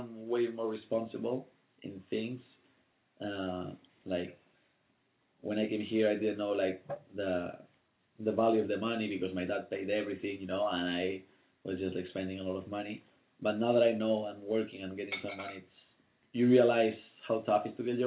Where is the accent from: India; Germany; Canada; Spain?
Spain; Las Palmas de Gran Canaria, Canary Islands; English is a second language; moved away as an adult; now in United States; I'm from Las Palmas de Gran Canaria, Canary Islands, Spain